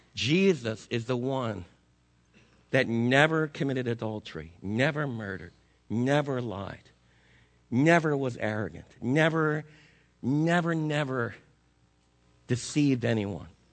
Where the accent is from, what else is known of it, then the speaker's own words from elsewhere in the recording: New Jersey, United States; moved away as an adult; also born or lived in Brooklyn, New York; now in Texas, United States; I wasn't born in Texas. I was born in New Jersey with the water